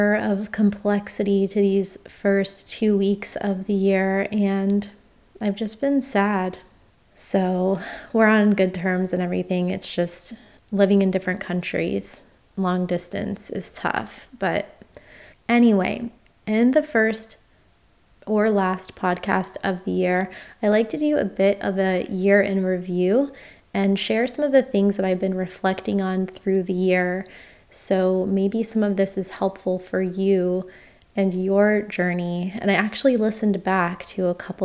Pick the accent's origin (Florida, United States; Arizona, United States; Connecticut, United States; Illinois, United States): Florida, United States; moved away; my home state of Florida